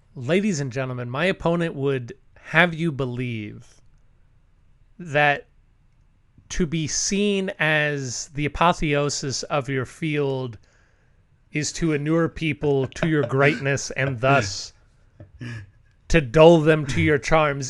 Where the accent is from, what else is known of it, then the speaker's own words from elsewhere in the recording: Texas, United States; I'm from Texas